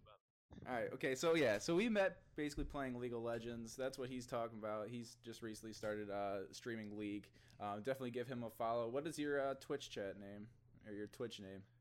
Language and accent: English; Ottawa, Illinois, United States; moved away; I'm from a town called Ottawa